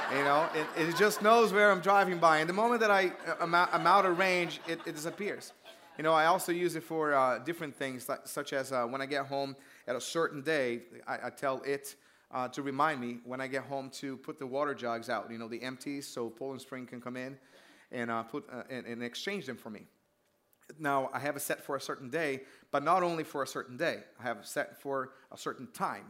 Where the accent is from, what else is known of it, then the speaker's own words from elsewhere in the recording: Brazil; moved away; I grew up in Brazil